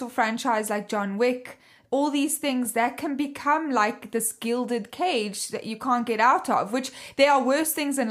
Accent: South Africa; accent: half Australian, half British, half Dutch; I'm South African, as you can hear

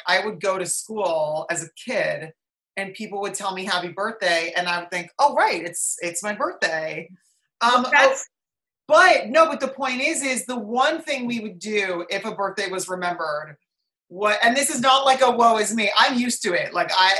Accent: Watchung, New Jersey, United States; accent: Jersey; Yeah, exactly. But it's, you know, my Jersey accent went away.

